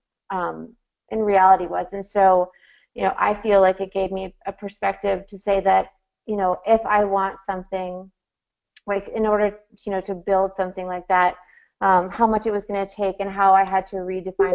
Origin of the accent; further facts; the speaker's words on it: Tucker, Georgia, United States; I grew up just outside of Atlanta in Tucker, Georgia